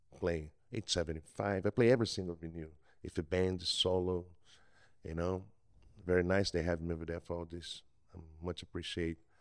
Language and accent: English; Brazil; English is a second language; moved away as an adult; now in Mississippi Gulf Coast, United States; I'm from Brazil. I've been here for a while.